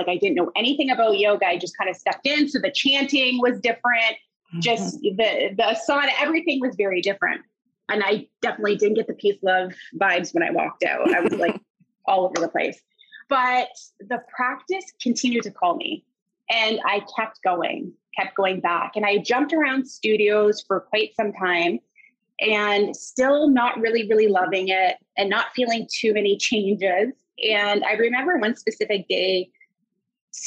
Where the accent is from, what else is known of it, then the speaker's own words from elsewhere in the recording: Harrow, Ontario, Canada; also born or lived in Windsor, Ontario; I grew up in Harrow